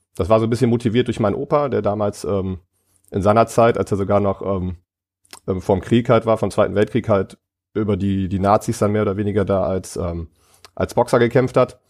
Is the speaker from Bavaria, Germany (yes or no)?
no; Ratingen, North Rhine-Westphalia, Germany; ich komme aus Rating, das ist ein kleiner Ort neben ähm, Düsseldorf